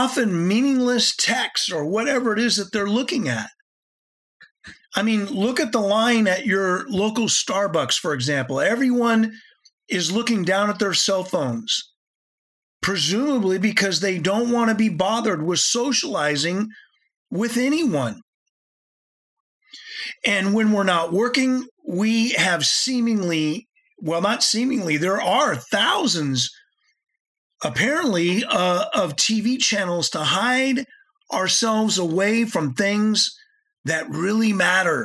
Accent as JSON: {"language": "English", "country": "United States", "said": "I'm speaking as an American"}